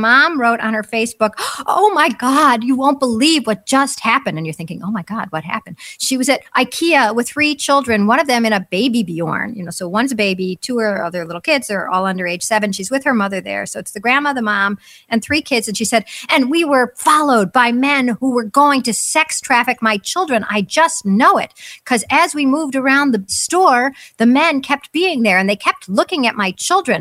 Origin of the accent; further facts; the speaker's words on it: United States; first language English; I'm an American. I only speak English